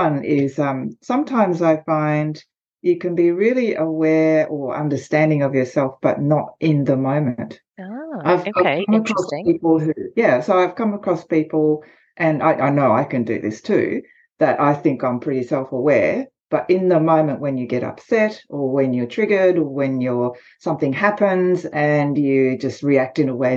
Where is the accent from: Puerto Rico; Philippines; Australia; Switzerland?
Australia; accent: Australian; I'm Japanese by background, but I am Australian, as you can probably tell from the accent